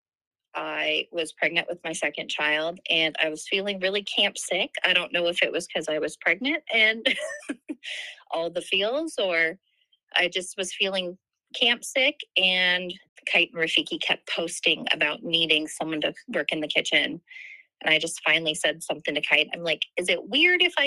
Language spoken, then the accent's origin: English; Des Moines, Iowa, United States; now in Boone, United States; I live in Boone. I'm originally from Des Moines, but I now just live a few short miles away from camp.